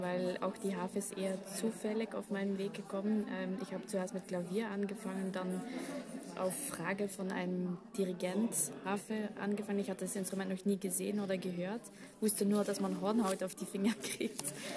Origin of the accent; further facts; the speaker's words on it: Belgium; German is a second language; moved away as an adult; now in Vienna, Austria; ich komme aus Belgien, wohne seit zehn Jahren in Wien wegen dem Orchester